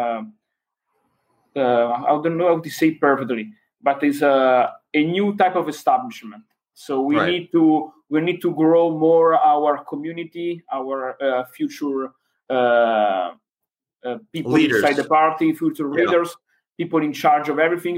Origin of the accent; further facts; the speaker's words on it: Varese, Lombardy, Italy; English is a second language; where I came from, I'm from Varese when Lega was founded in 1982.